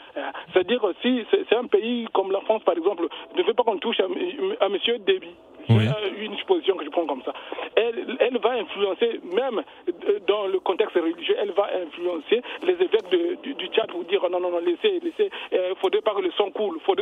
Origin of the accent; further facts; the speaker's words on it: Brazzaville, Republic of the Congo; moi je suis du Congo, Brazzaville